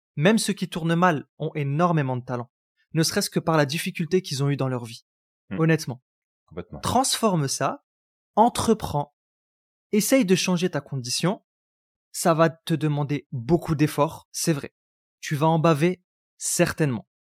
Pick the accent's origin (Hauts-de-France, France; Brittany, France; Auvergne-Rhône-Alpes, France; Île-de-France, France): Hauts-de-France, France; Roubaix; j'ai grandi à Roubaix